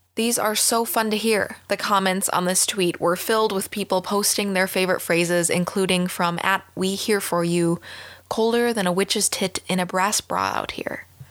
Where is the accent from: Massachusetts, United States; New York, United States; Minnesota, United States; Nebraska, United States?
Minnesota, United States; as a Minnesotan